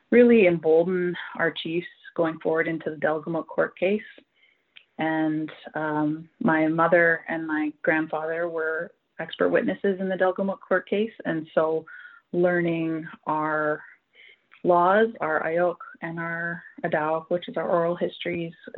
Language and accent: English; Hazelton, British Columbia, Canada; also born or lived in Kitwanga / Prince Rupert; I've grown up the majority of my life in the Skeena region, in the Skeena and Manas region, Northwest BC. Born in Hazleton